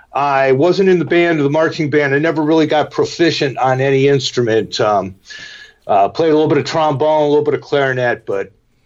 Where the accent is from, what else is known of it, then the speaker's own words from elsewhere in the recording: Cleveland, Ohio, United States; also born or lived in Elmira, New York / Buffalo, New York / Denville, New Jersey; Well, I moved from Buffalo to Denville, New Jersey in 1959, and then in 1961, when I was in the third grade, we moved to Cleveland, and that's where I stayed all through my school years.